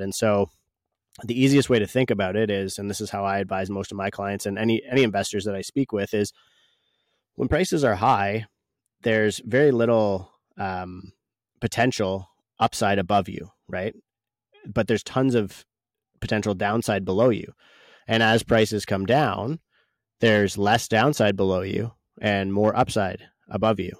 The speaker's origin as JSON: {"language": "English", "country": "Canada", "said": "as a Canadian"}